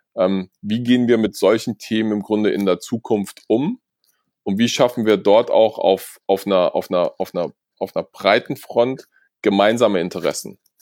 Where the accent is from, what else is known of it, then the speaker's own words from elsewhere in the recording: Germany; wir haben als Deutsche